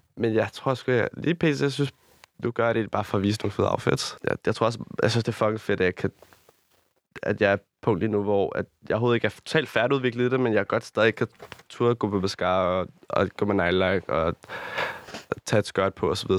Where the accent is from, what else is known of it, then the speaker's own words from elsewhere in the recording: Rødovre or Amager, Capital Region of Denmark, Denmark; also born or lived in Copenhagen, Denmark; tager 20 minutter til, hvor jeg er opvokset